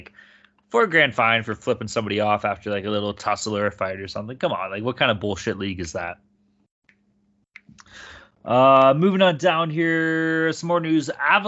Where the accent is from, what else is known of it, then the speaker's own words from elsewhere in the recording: Vancouver, British Columbia, Canada; accent: Vancouver; I was trying to go with my Vancouver accent.